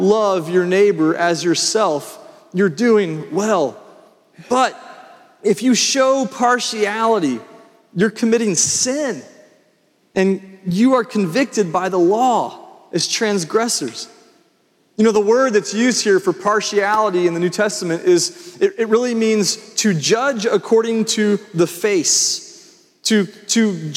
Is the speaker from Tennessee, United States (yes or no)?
yes; Franklin, Tennessee, United States; when I went to Franklin, I was coming from Freedom Middle School, and all my friends were going to Centennial, and I was joining all these Grassland kids over at Franklin